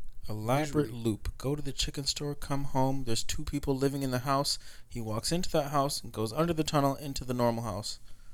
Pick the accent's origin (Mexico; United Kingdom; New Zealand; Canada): Canada; I'm a good old Canadian boy.